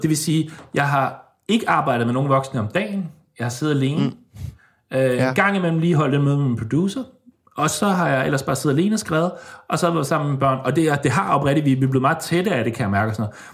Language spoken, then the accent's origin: Danish; Denmark; now in Stockholm, Sweden; jeg har lige været øh, alene med hende hjemme i Danmark.